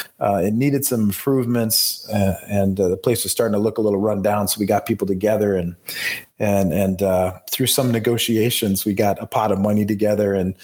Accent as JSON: {"language": "English", "region": "Michigan", "country": "United States", "tie": "born or raised there", "also_born_or_lived": "Beijing, China", "said": "promote my hometown, promote my home state"}